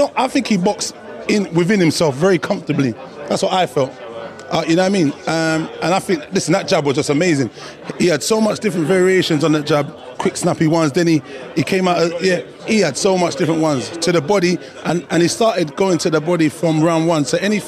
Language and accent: English; Dallas, Texas, United States; I'm from Dallas.